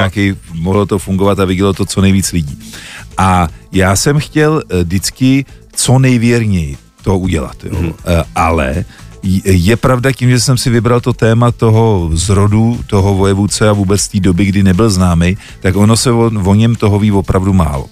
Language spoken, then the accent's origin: Czech; Czechia; jsem Čech